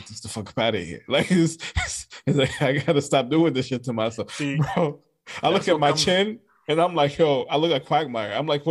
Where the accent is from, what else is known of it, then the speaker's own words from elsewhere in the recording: Florida, United States; I was born in Florida